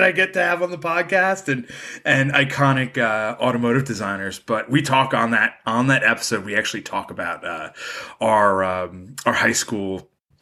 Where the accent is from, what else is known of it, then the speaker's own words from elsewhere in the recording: New Jersey, United States; I'm from New Jersey.